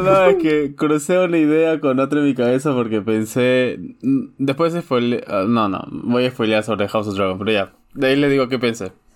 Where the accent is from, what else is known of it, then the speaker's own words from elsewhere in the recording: Chosica, Lima, Peru; also born or lived in Chaclacayo; chosicano y de guarochirí, guarochirano